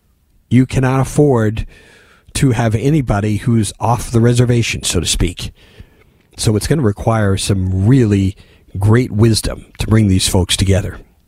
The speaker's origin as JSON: {"language": "English", "town": "Indianapolis", "region": "Indiana", "country": "United States", "tie": "born or raised there", "said": "when I was growing up in Indianapolis, there was this dog across the street I now know to be a chow."}